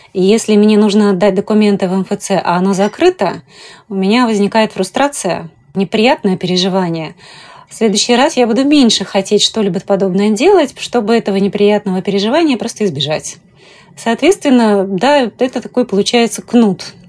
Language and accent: Russian; Tashkent, Uzbekistan; now in Moscow, Russia; родилась в Ташкенте. Когда я приехала в Москву